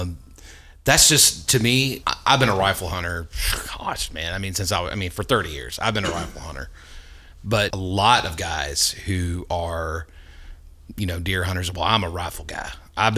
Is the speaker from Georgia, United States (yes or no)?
yes; Georgia, United States; we're all from Georgia